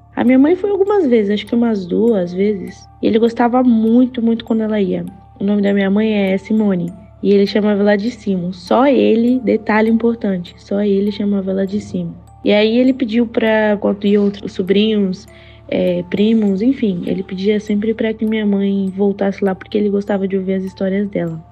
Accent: Baixada Santista, São Paulo, Brazil; eu sou da Baixada Santista de São Paulo

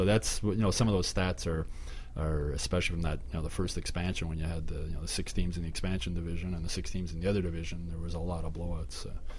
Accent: Montreal, Quebec, Canada; I grew up in Montreal.

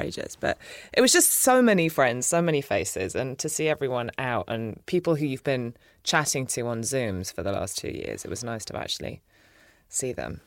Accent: England, United Kingdom; moved away as an adult; now in United States; I grew up in England with an American mother

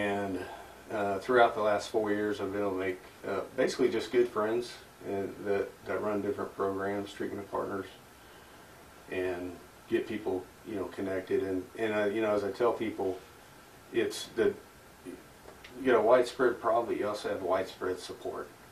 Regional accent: Mustang, Oklahoma, United States; also born or lived in Corpus Christi, Texas; we settled down in Mustang, Oklahoma, which is just a suburb of Oklahoma City, where I grew up

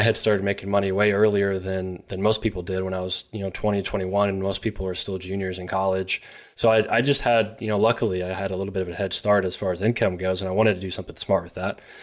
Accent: Elizabethtown, Kentucky, United States; from Elizabethtown, Kentucky

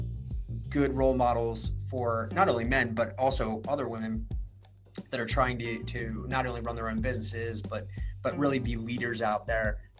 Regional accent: Maryland, United States; people ask us where we're from here and we're like Maryland

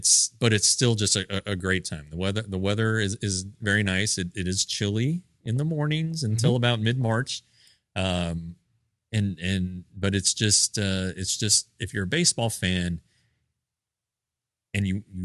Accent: Colorado, United States; when I was growing up in Colorado, we didn't have the Rockies.

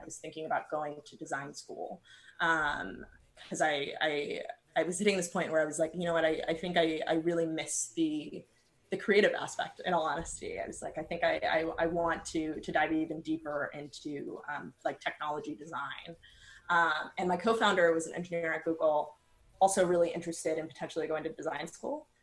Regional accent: San Diego, California, United States; I grew up in San Diego

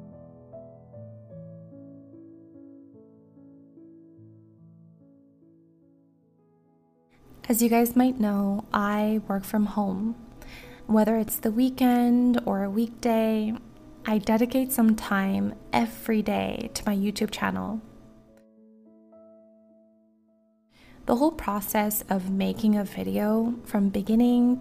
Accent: Maui, Hawaii, United States; my hometown

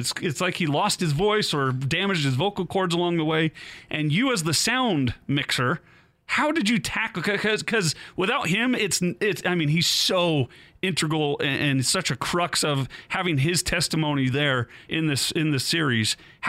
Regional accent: Utah, United States; growing up in Utah

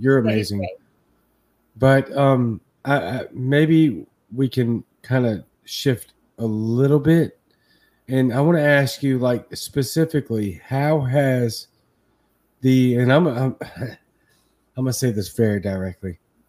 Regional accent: Baton Rouge, Louisiana, United States; now in Jackson, United States; I'm in Mississippi. I'm from Baton Rouge, Louisiana, and I'm in Jackson, Mississippi.

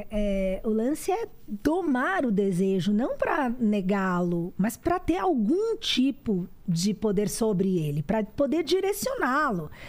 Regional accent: Salvador, Bahia, Brazil; born there; minha mãe é do interior da Bahia, de Jequié, mas meu pai, a família do meu pai, de Salvador. Eu nasci no Sanatório Espanhol.

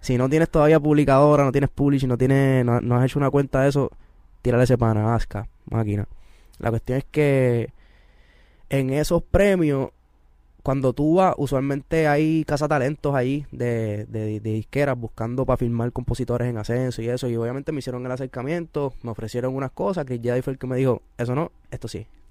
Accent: Carolina, Puerto Rico; yo estudié con él en Carolina. En Carolina todo el mundo nos conocemos

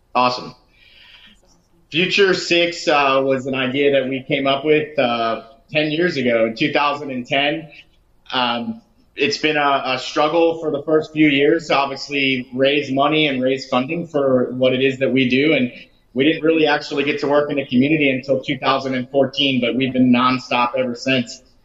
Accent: Lake Worth, Florida, United States; My wife and I are both from the west side of Lake Worth. I grew up surfing in Palm Beach County from you know 11, 12 years old uh, all the way through to my 20s

